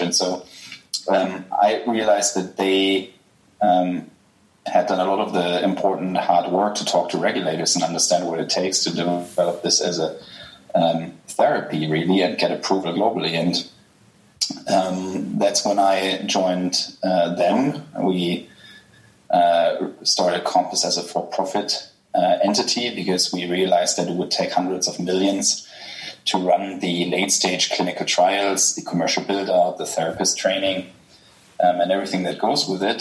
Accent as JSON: {"language": "English", "country": "Germany", "accent": "German", "second_language": "English", "said": "I'm German, as people will ah. realize from my accent"}